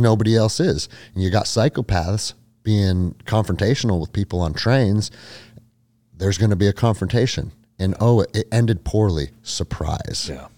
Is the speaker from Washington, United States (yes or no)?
yes; Snohomish, Washington, United States; also born or lived in Alaska; So I grew up in Snohomish, Washington, which is like forty five minutes or an hour outside of Seattle to the mm-hmm. north